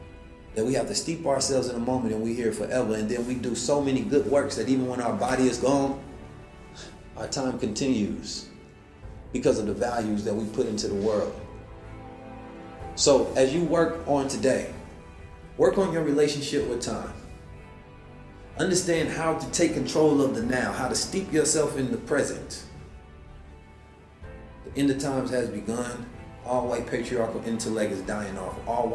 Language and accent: English; Oakland, California, United States; also born or lived in St. Louis; Man, growing up in Oakland was crazy. Growing up in St. Louis was crazy.